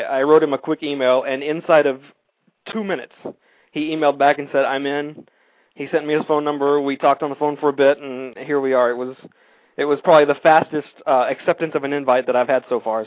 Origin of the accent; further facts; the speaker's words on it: Austin, Texas, United States; moved away; I'm from Austin